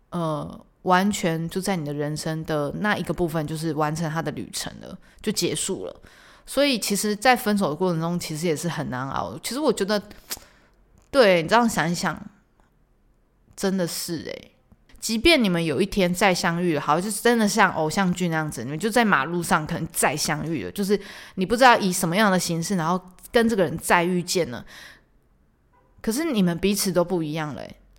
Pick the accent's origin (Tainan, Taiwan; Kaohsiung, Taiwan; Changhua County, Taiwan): Tainan, Taiwan; 身为台南人的我